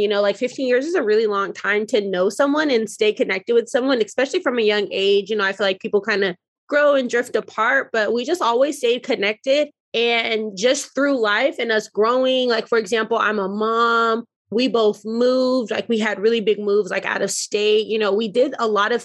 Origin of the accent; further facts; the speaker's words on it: Denver, Colorado, United States; now in Dallas, United States; I currently reside in Dallas, Texas, originally from Denver, Colorado